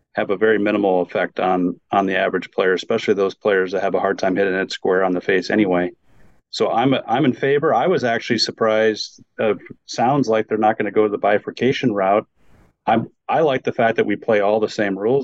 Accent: Wisconsin, United States; also born or lived in West Bend, Wisconsin; now in Phoenix, United States; I grew up in Wisconsin

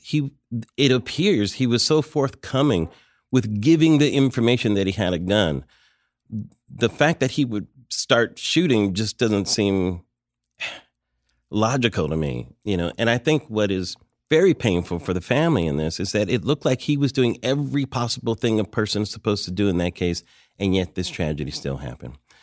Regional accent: United States; as an American

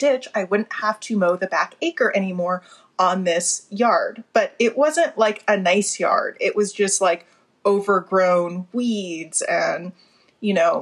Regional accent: Colorado, United States; growing up in Colorado

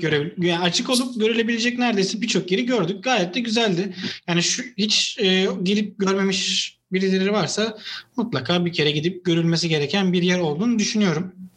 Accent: Istanbul, Turkey; Bir İstanbullu olarak

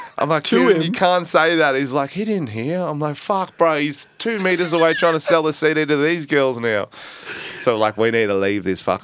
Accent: Australia

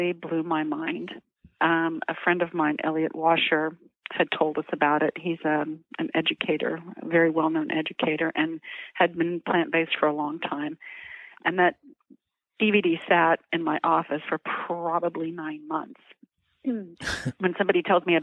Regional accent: Oklahoma, United States; I grew up in Oklahoma, and we actually grew our own cows and our own pigs

